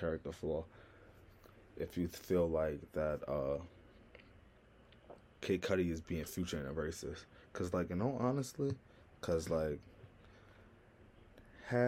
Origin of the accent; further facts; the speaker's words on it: New York, United States; accent: New York; I'm from New York